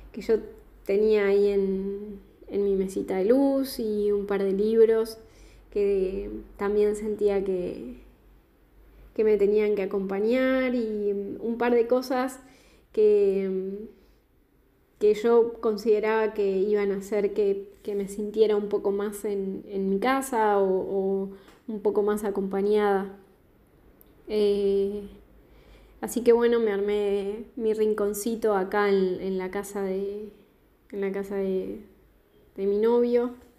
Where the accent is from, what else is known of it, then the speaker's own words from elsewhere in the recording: southern Patagonia, Argentina; now in Buenos Aires, Argentina; Actualmente estoy viviendo en Buenos Aires, en Capital Federal, pero soy del sur de la Patagonia